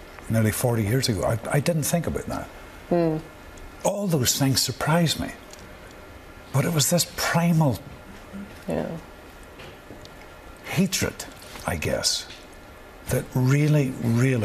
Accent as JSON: {"language": "English", "region": "Northern Ireland", "country": "United Kingdom", "tie": "born or raised there", "said": "I grew up in Northern Ireland in the Troubles"}